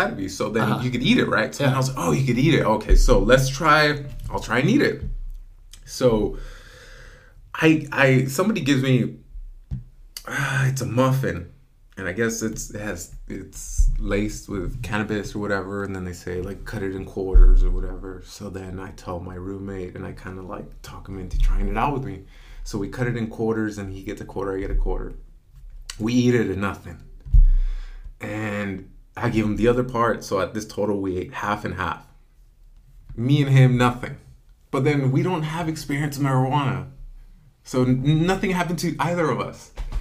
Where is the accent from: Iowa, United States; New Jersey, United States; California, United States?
California, United States; Selma; also born or lived in Dinuba; my hometown of Salma